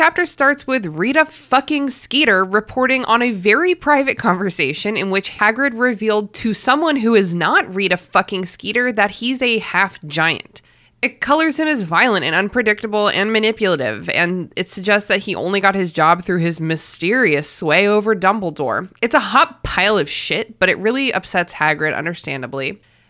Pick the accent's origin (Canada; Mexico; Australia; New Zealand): Australia; particularly considering Rupert Murdoch's as an Australian, our best export.